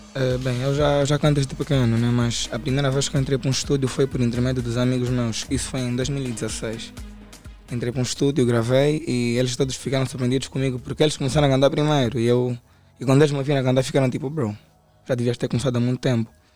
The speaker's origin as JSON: {"language": "Portuguese", "area": "Camama", "region": "Luanda Province", "country": "Angola", "said": "eu venho do Camama"}